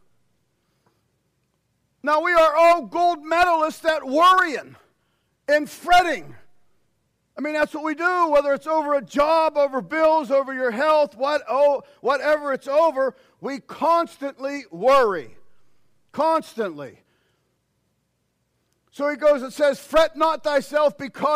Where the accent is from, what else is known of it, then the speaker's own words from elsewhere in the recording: United States; us as American Christians